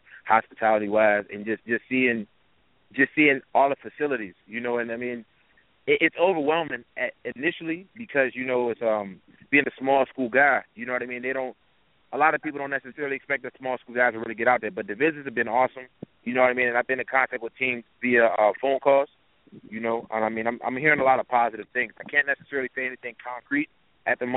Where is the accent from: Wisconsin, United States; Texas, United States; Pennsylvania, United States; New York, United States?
Pennsylvania, United States; Pittsburgh; moved away; originally I'm from the Pittsburgh area